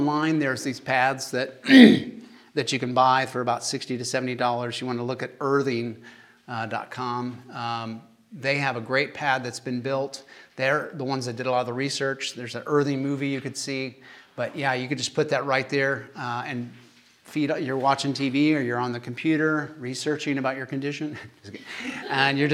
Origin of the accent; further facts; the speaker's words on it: Kansas, United States; accent: Kansas; my Kansas accent